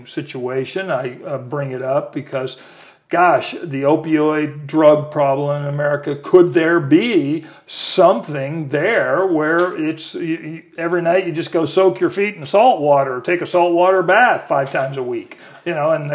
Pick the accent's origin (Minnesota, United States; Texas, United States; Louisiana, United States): Texas, United States; El Paso; also born or lived in New York City; now in Austin, United States; I come from El Paso